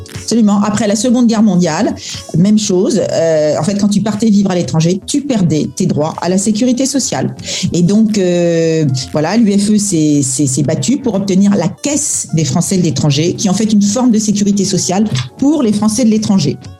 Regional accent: France; moved away as an adult; now in Singapore; on est français

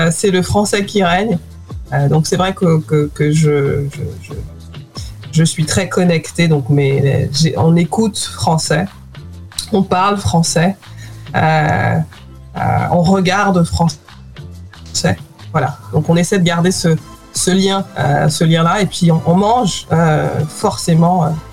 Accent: France; moved away as an adult; also born or lived in Guadeloupe; now in London, United Kingdom; j'ai grandi en France euh, aussi, une partie de ma vie. Euh, et aujourd'hui, je, vis au, Royaume-Uni depuis plus d'une décennie.

